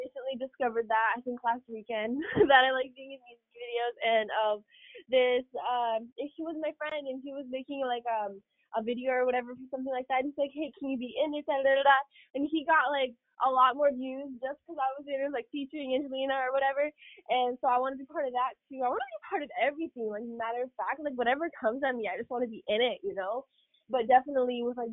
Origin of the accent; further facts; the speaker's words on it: Ukraine; moved away; back to Ukraine. Because, like, I was raised there. Like, that's just my home country